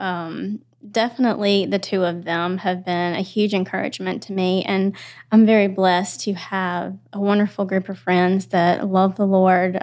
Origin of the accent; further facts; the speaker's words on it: Spartanburg, South Carolina, United States; I am from Spartanburg